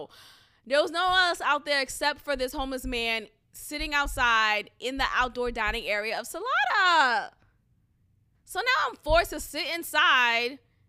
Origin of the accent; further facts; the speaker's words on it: Boston, Massachusetts, United States; coming from where I came from Boston, like, I'm always aware